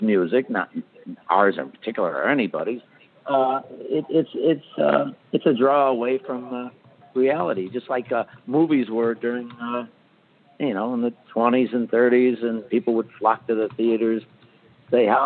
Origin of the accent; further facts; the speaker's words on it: River Grove, Illinois, United States; River Grove is my hometown